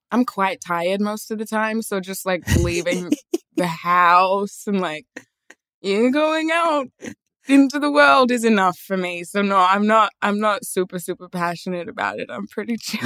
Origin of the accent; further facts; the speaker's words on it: Australia; where I grew up in Australia, there was like maybe five other black people in the entire town.